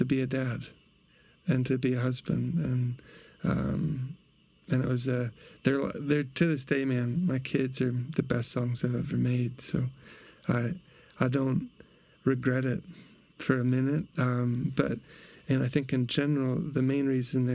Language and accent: English; Peoria, Illinois, United States; moved away; my hometown, Peoria, Illinois